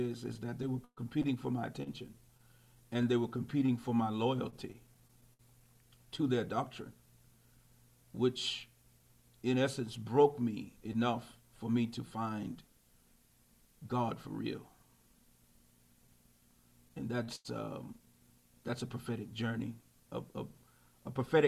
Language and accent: English; Alexandria, Virginia, United States; I was born in Alexandria, Virginia, which is actually the same place my father and my grandfather, we were all born in the same hospital